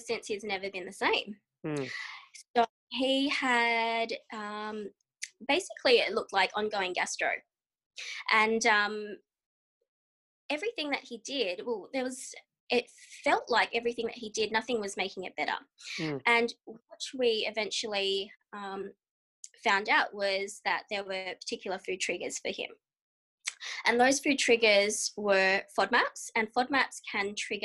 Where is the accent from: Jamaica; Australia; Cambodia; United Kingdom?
Australia; I am a dietitian from Australia